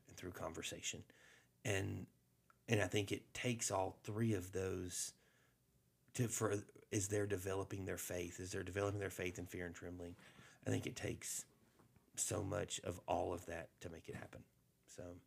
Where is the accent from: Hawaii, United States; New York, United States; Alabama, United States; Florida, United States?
Alabama, United States; I grew up in Alabama